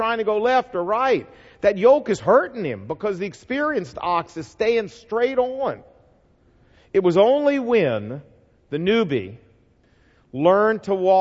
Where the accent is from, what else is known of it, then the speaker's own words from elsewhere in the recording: the South, United States; I'm from the South